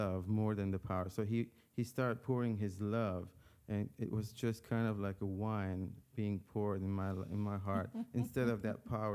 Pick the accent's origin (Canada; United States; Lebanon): Lebanon; moved away; I'm from an Armenian family, ethnically, but born and raised in Lebanon